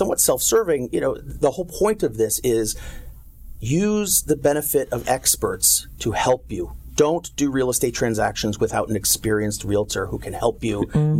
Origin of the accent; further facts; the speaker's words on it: New York City, New York, United States; moved away as an adult; now in Costa Mesa, United States; I am a New York City boy. I grew up in Manhattan. My parents, my grandparents, my great-grandparents are all from New York City.